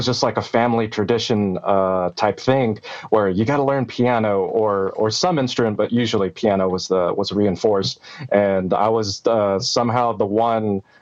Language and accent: English; Dallas, Texas, United States; also born or lived in Torrance, California / Moreno Valley, California; Born there, and then lived in Moreno Valley, which is kind of a suburb of LA, until I was about 8 and a half. And then we moved to Texas, the Dallas area. And I've been here ever since